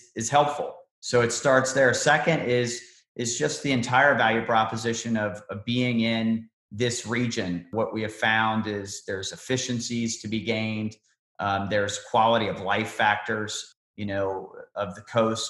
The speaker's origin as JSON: {"language": "English", "town": "Cincinnati", "region": "Ohio", "country": "United States", "tie": "born or raised there"}